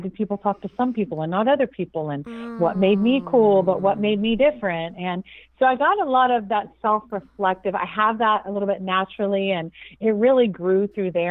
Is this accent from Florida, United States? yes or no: yes; Jacksonville, Florida, United States; also born or lived in Cleveland, Ohio; I'm originally actually from Cleveland, Ohio, but at around 8, my mom moved us cross country down to Jacksonville, Florida, and that has been home ever since